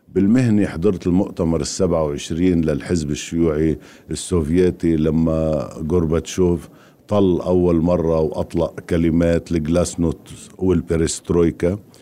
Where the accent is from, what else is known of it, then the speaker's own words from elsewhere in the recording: Lebanon; أنا من لبنان